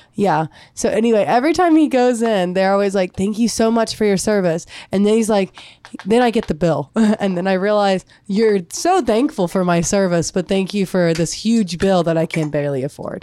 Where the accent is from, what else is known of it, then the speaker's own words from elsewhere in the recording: United States; here in America, it's like we're an American.